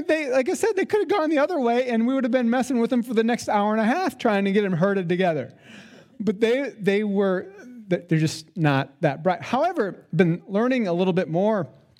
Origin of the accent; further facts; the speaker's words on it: South Dakota, United States; I had some experience with sheep growing up in South Dakota. We didn't have a lot of sheep on our farm.